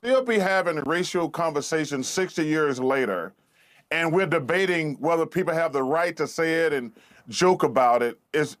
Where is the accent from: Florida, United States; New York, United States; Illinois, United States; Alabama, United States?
Alabama, United States; I'm almost 60 years old, and I grew up in Alabama